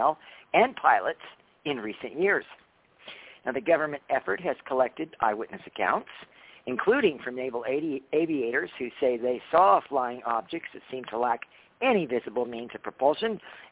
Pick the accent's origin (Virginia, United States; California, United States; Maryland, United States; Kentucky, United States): California, United States; Mount Shasta; I'm from Mount Shasta